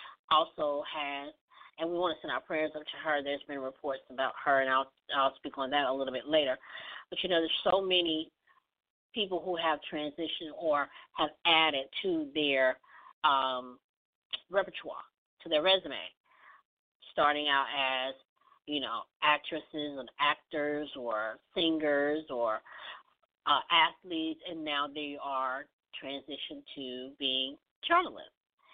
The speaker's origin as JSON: {"language": "English", "town": "Jackson", "region": "Mississippi", "country": "United States", "tie": "born or raised there", "said": "we have a local journalist here in my home city, Karen Leggett Brown. I want to shout her out, Karen Leggett Brown in Jackson."}